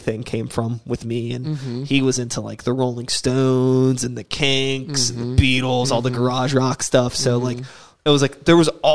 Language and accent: English; Wilkinsburg, Pennsylvania, United States; we grew up in Wilkinsburg